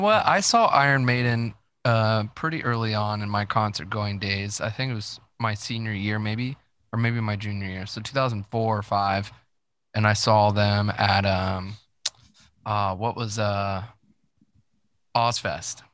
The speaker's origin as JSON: {"language": "English", "town": "Dayton", "region": "Ohio", "country": "United States", "tie": "born or raised there", "said": "I grew up in Dayton, Ohio"}